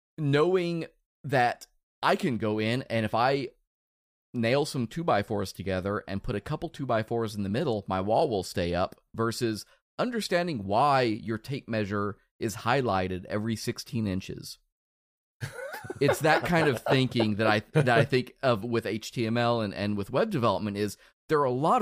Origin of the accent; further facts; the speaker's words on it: Netherlands; I'm from the Netherlands.